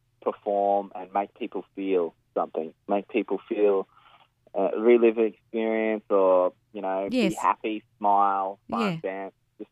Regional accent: Darwin, Northern Territory, Australia; accent: Australian; moved away as an adult; We're born and bred from Darwin, and we left in 2012, living in the back of our van all across the country

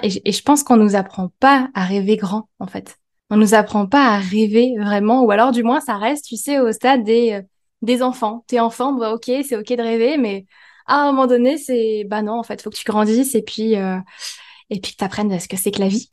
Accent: India; now in France; mon pays d'origine en Inde

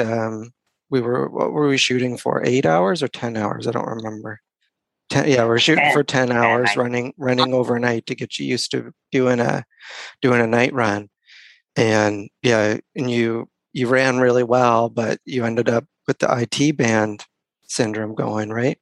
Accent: Mount Uniacke, Nova Scotia, Canada; your hometown, my hometown here in Mount Uniac.

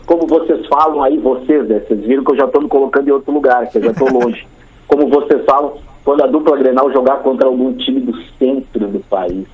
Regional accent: Rio Grande do Sul, Brazil; moved away as an adult; also born or lived in Florianópolis / São Paulo; eu sou do Rio Grande do Sul

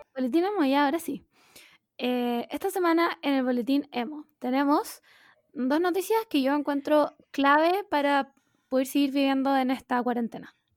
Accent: Chile; no solo como chileno sino como latinoamericano en sí

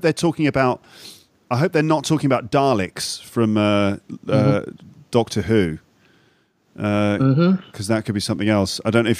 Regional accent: Solihull, West Midlands, United Kingdom; In fact, I'm from Solihull, which is just on the outskirts of Birmingham.

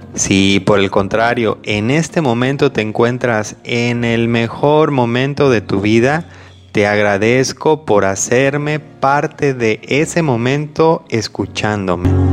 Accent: Mexico; primero yo soy de México, soy mexicano

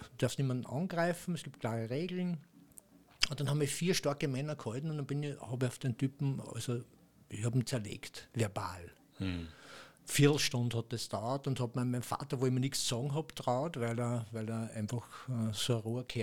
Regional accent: Austria; accent: Austrian; mit meinem österreichischen Dialekt.

